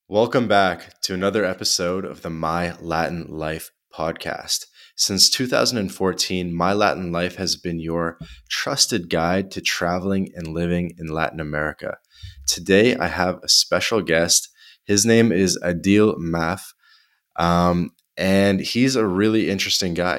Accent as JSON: {"language": "English", "country": "Canada", "also_born_or_lived": "Montreal", "said": "I'm Canadian"}